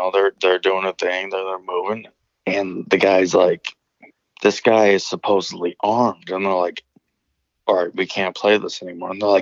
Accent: Northern Illinois, United States; I'm from Northern Illinois

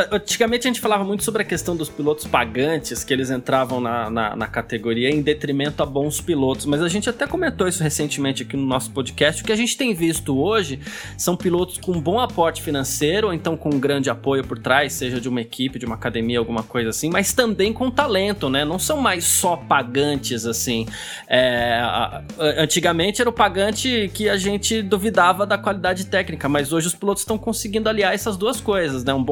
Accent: Brazil; enquanto brasileiro, né, a gente sabe que o momento não é dos melhores, inclusive é, o momento econômico do Brasil tem muita coisa.

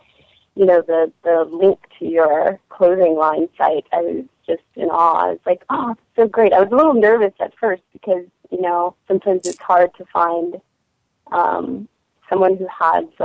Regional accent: Phoenix, Arizona, United States; now in Brooklyn, United States; I was born and raised in Phoenix, Arizona

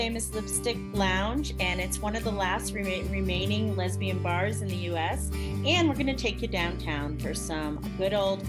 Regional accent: Nashville, Tennessee, United States; my hometown of Nashville, Tennessee

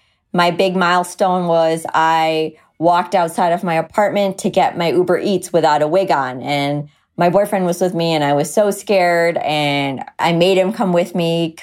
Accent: India; Okay, so I'm Indian, which means I was born very hairy.

